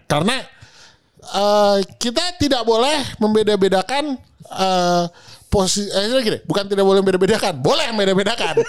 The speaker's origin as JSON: {"language": "Indonesian", "country": "Indonesia", "tie": "born or raised there", "said": "lahir di Indonesia"}